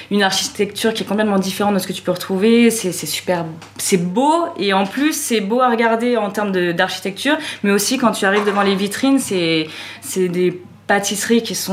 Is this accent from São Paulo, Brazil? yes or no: no; Rio de Janeiro, Brazil; Alors moi, je suis, de Rio, j'ai habité beaucoup en fait à Rio